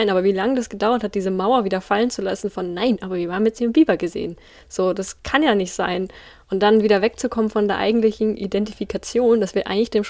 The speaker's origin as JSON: {"language": "German", "region": "Bavaria", "country": "Germany", "said": "ich komme aus Bayern"}